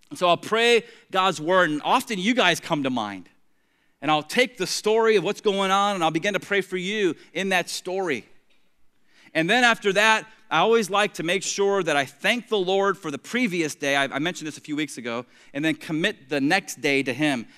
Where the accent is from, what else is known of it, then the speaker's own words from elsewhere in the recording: Tampa, Florida, United States; now in Treasure Coast, Florida, United States; I grew up in Tampa